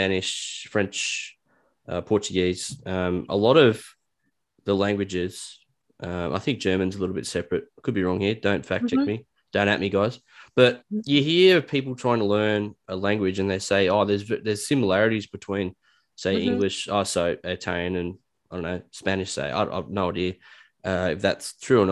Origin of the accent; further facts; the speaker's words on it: New South Wales, Australia; also born or lived in Newcastle, New South Wales; I'm from a town that's a little bit west in my state, New South Wales, and we moved to the coast in Newcastle